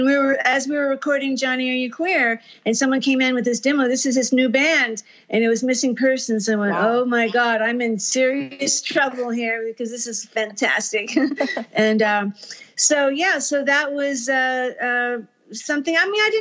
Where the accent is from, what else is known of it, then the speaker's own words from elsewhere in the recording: Texas, United States; well, when I came from Texas, I had rejected all country music, and basically because my mom was in …'s fan club